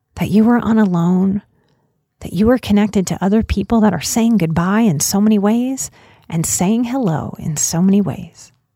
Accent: New Orleans, Louisiana, United States; I come from New Orleans

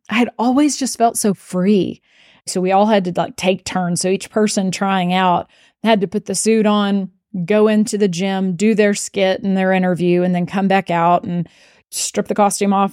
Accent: Abilene, Texas, United States; I was from Abilene and I went to Abilene Cooper

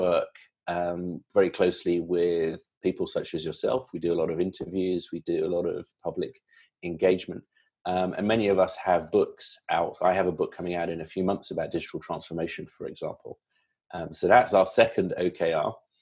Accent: London, United Kingdom; moved away as an adult; also born or lived in Silicon Valley, United States; now in United States; London born and bred. And I've been in the States for about 6 years

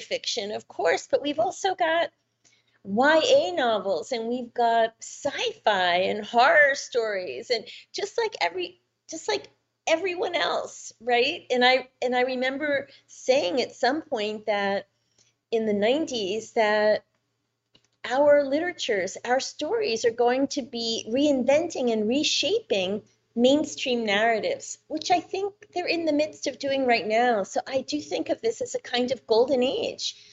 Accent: New York, United States; I grew up in New York

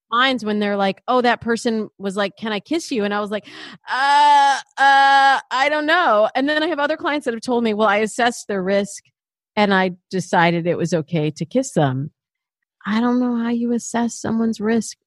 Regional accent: Michigan, United States; I'm from Michigan

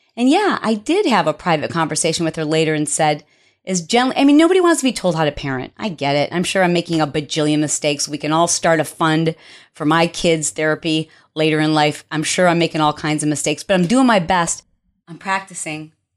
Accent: Detroit, Michigan, United States; I am from Detroit, and a hoopty is what we refer to as your first car

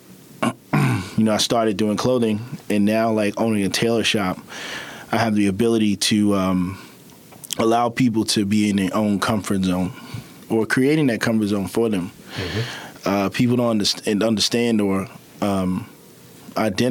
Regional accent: Baltimore, Maryland, United States; also born or lived in Savannah, Georgia; Born and raised in West Baltimore, like from the mud, came a long way. Left, went to school in Savannah, Georgia

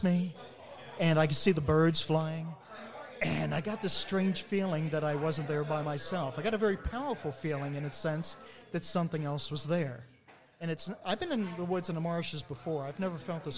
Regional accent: Maryland, United States; growing up in Maryland back in the 60s and 70s and 80s

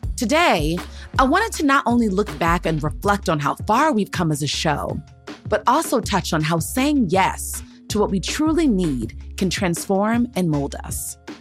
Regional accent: Gaithersburg, Maryland, United States; moved away as an adult; now in Los Angeles, United States; I grew up in Gaithersburg and Montgomery County and like in the DMV

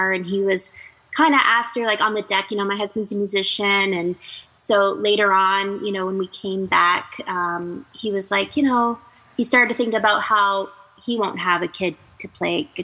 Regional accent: Canada; I'm Canadian

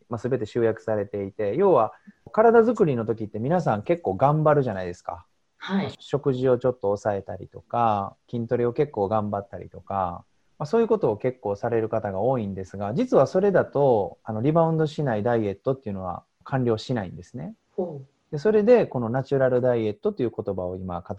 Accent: Osaka, Japan; also born or lived in Saga Prefecture / Tokyo; 大阪生まれ大阪育ちで中学まで大阪の方で生活してましたそこから高校は九州の佐賀県の方に行きまして、

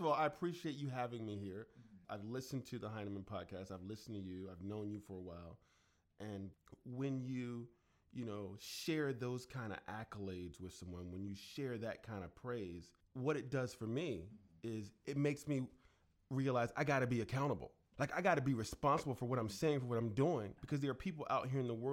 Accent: Chesapeake, Virginia, United States; growing up in Chesapeake, Virginia, and my grandmother saying, get your own switch.

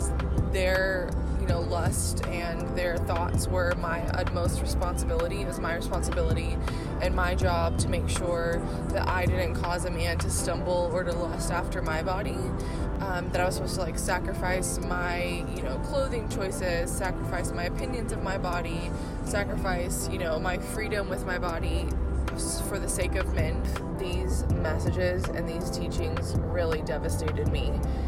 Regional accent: Waco, Texas, United States; I am from Waco, Texas.

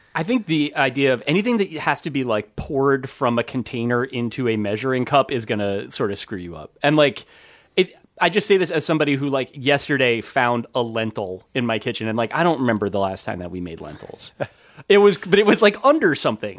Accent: New Jersey, United States; I grew up in New Jersey.

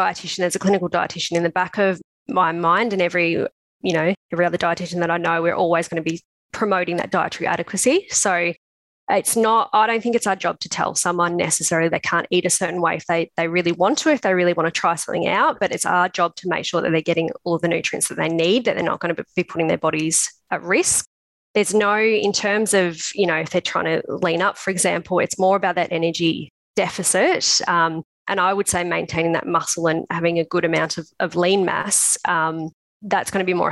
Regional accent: Melbourne, Victoria, Australia; also born or lived in Canberra; I'm actually from Melbourne originally. So I moved over to Canberra for 3 years to do the PhD.

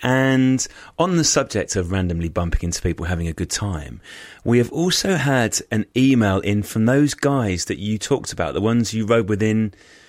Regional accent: Thaxted, East of England, United Kingdom; North Essex, which are the sort of roads where I grew up on Thaxted.

